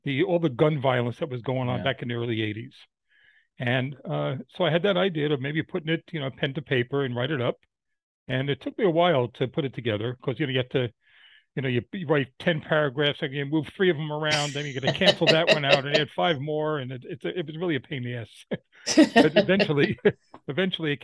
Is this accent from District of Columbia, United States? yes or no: no; New York, United States; my life growing up in New York